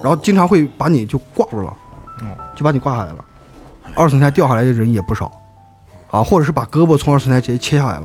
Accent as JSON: {"language": "Chinese", "region": "Xinjiang", "country": "China", "said": "我们新疆人"}